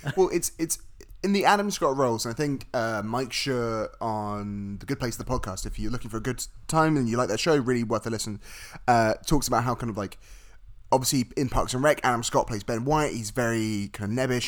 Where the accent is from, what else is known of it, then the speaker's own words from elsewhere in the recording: United Kingdom; I'm British